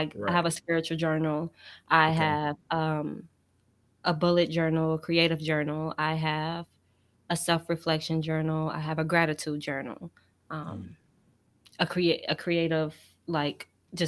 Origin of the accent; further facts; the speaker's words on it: Gary, Indiana, United States; also born or lived in Philadelphia / Louisiana; I'm from Gary, Indiana. It's a small city in Indiana, Northwest Indiana. Shout out to the 219.